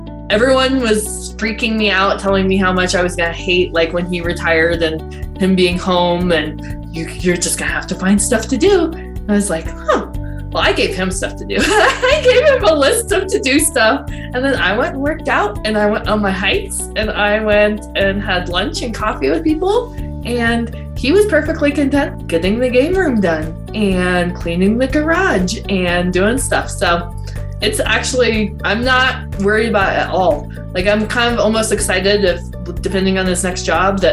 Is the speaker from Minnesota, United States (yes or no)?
no; Denver, Colorado, United States; moved away as an adult; also born or lived in San Antonio, Texas; now in Colorado Springs, United States; I am from Denver, Colorado